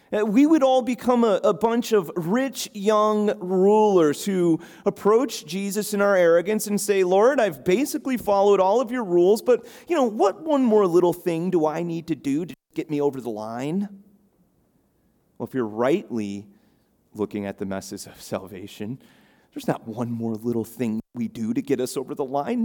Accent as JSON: {"language": "English", "town": "Chicago", "region": "Illinois", "country": "United States", "tie": "born or raised there", "moved": "yes", "lives_now": "Cape Cod, United States", "said": "I grew up in the Midwest in Chicago"}